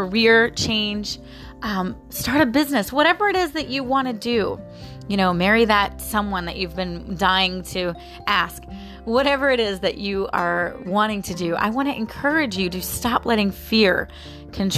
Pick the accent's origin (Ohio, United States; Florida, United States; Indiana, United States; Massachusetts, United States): Florida, United States; I was born and raised here in Florida